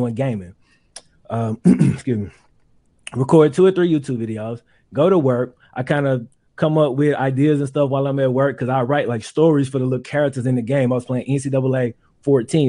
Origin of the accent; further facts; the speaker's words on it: Mississippi, United States; I grew up in Mississippi